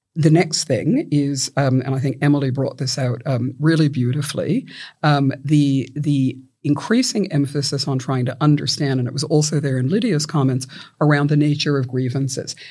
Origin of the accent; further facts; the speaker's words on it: Victoria, Australia; my home state of Victoria